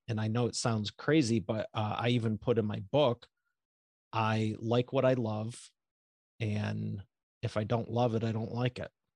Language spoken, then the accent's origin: English; Northeast of Detroit, Michigan, United States; Northeast of Detroit, Michigan.